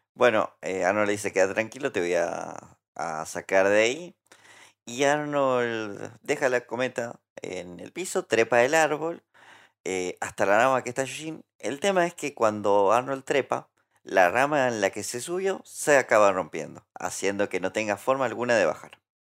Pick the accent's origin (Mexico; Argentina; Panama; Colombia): Argentina; Santa Fe; Santa Fe también es una provincia cuya humedad se sufre muchísimo. Eh, y puntualmente mi pueblo está como. Es como un pantano